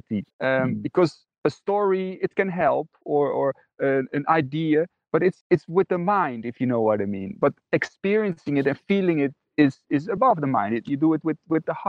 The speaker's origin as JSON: {"language": "English", "country": "Netherlands", "tie": "born or raised there", "said": "I grew up in the Netherlands, and I was raised in a Christian family"}